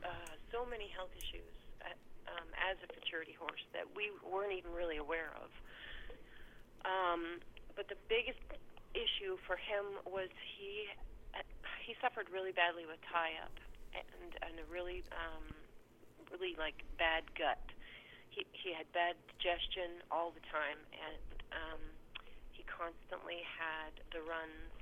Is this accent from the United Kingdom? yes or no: no; Canada; now in Ohio, United States; I'm from Canada